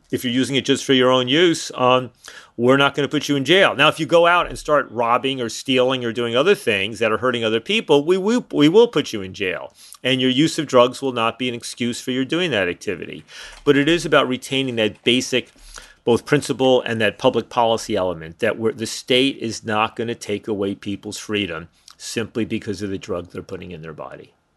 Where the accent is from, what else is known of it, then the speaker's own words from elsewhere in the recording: suburbs of New York City, United States; moved away as an adult; also born or lived in Montreal; I grew up in New York, outside New York City, in the suburb of New York City